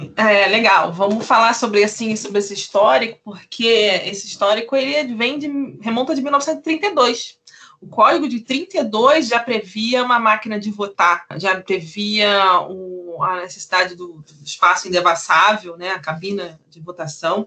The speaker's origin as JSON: {"language": "Portuguese", "region": "Rio de Janeiro", "country": "Brazil", "said": "eu sou do Rio de Janeiro"}